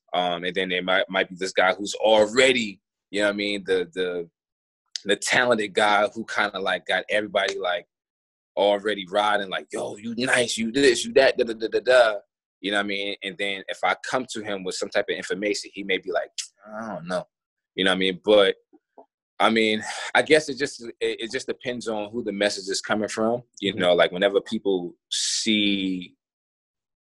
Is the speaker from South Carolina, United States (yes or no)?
yes; South Carolina, United States; moved away as an adult; also born or lived in Melbourne, Australia; I come from South Carolina